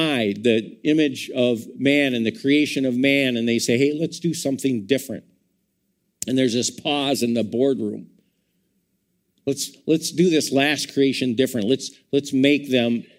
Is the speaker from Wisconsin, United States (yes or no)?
yes; Madison, Wisconsin, United States; I was born in Madison, Wisconsin